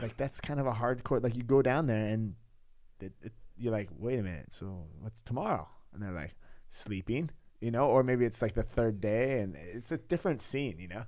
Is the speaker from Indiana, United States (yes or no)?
no; California, United States; moved away as an adult; now in Pasewalk, Germany; I'm in California, I'm from California